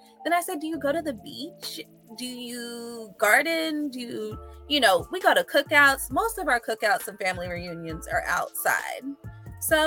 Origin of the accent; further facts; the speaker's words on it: Atlanta, Georgia, United States; also born or lived in London, England / New York; I was born in London, England, and raised in Atlanta